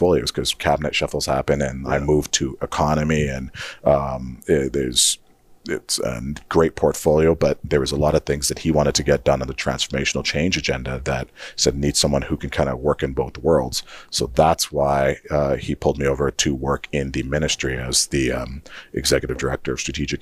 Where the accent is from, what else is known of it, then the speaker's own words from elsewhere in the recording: Saskatchewan, Canada; moved away as an adult; also born or lived in Nigeria / Guelph, Ontario / Regina; now in Edmonton, Canada; growing up in Saskatchewan, and especially working in like my 20s